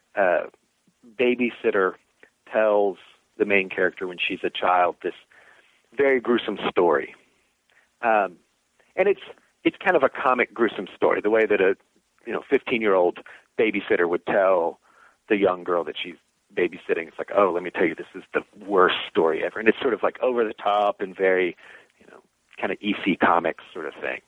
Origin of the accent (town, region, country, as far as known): Danville, Kentucky, United States; born or raised there; moved away as an adult; now in Virginia, United States